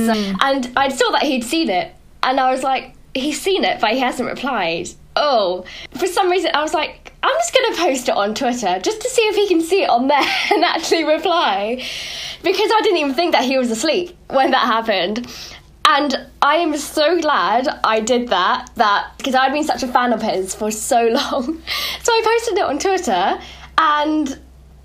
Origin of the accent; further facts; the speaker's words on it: United Kingdom; I'm so British